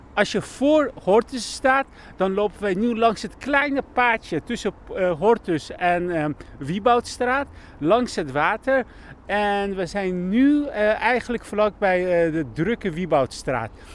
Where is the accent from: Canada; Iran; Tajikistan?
Iran; English is a second language; now in Netherlands; someone who is born in Iran and now living in Holland for 35 years